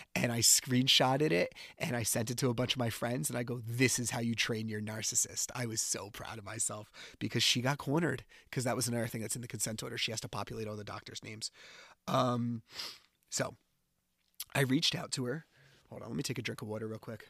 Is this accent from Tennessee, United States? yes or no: no; New Jersey, United States; I'm from New Jersey